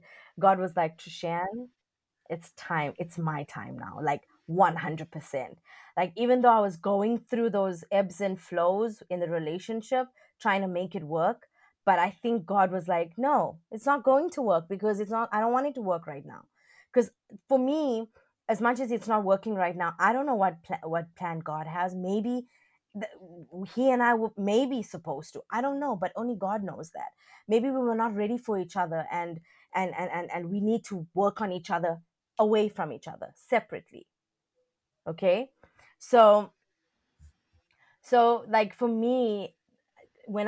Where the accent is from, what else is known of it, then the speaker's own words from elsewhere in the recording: South Africa; also born or lived in China; I'm from South Africa.